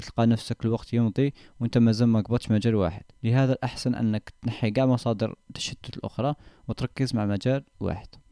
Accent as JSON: {"language": "Arabic", "country": "Algeria", "said": "كجزائريين او كعرب"}